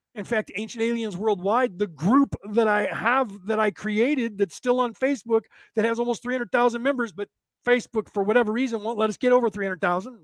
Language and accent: English; United States; I was born in America